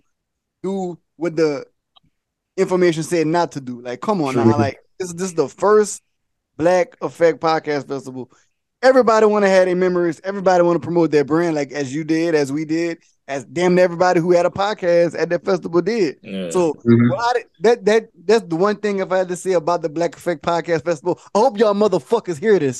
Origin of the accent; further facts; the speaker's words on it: Louisiana, United States; now in Atlanta, United States; we from Louisiana.